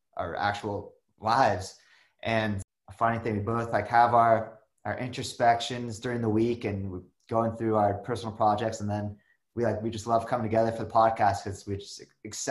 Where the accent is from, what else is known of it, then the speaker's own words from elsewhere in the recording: Malibu, California, United States; I grew up in Malibu in Los Angeles